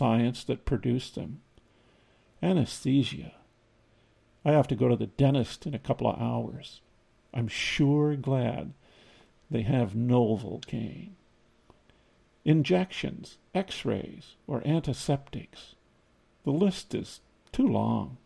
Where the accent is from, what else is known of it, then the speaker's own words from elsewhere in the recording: Iowa, United States; Growing up in Iowa